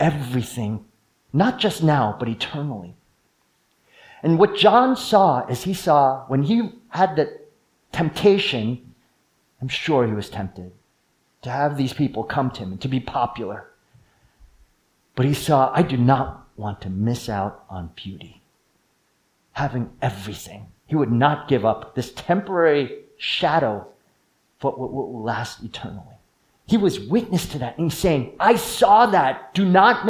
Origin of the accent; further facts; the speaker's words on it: East Coast, United States; moved away; I grew up in the East Coast